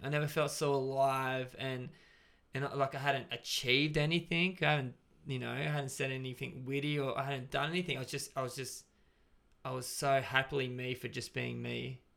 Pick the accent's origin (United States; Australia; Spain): Australia; Gold Coast, Queensland; now in Brisbane, Australia; I was from the Gold Coast.